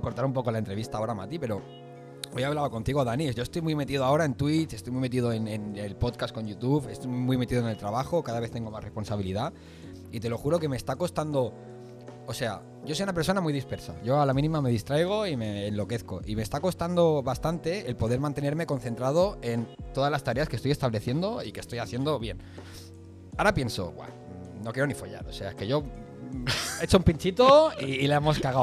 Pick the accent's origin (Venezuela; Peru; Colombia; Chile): Venezuela; also born or lived in Spain; now in Kuwait; nosotros nacimos en Venezuela, eh, luego yo me fui un poco más joven que tú a España